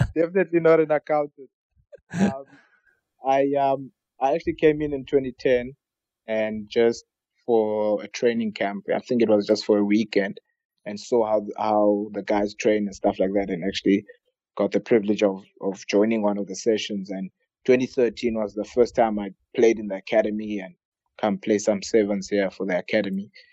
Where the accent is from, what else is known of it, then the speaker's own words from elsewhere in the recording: South Africa; growing up in South Africa